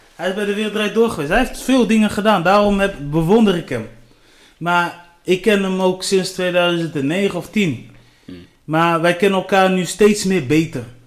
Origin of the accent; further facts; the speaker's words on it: Delfzijl, Groningen, Netherlands; ik kom uit Delcel